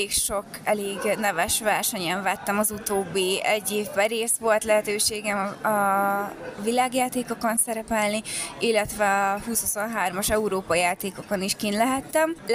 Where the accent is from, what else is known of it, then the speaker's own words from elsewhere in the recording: Hungary; én teljesen, és a családom is magyar vagyok.